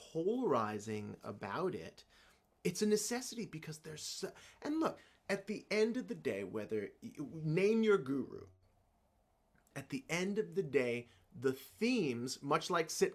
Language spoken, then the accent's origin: English; the South, United States; I grew up in the South in the generation of children that was to be seen and not heard